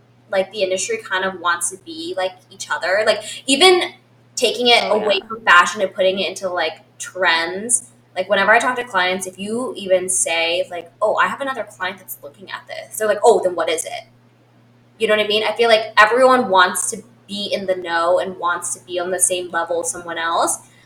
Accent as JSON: {"language": "English", "region": "West Coast", "country": "United States", "tie": "born or raised there", "moved": "yes", "said": "I grew up in the West Coast"}